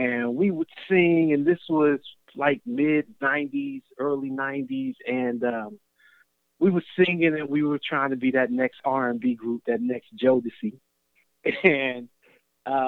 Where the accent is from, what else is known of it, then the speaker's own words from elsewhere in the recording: Cincinnati, Ohio, United States; I grew up in Cincinnati